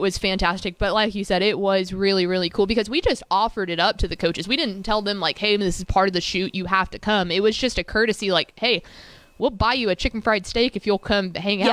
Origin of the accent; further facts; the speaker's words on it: Llano, Texas, United States; Llano, Texas